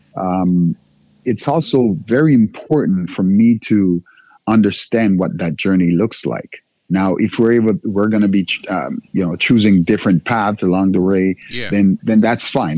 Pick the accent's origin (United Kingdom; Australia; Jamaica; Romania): Jamaica; moved away; also born or lived in Africa; I'm Jamaican born